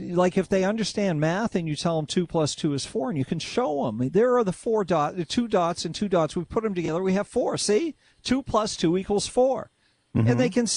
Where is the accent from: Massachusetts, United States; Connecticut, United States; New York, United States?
Massachusetts, United States; Lexington; I grew up in Lexington, Massachusetts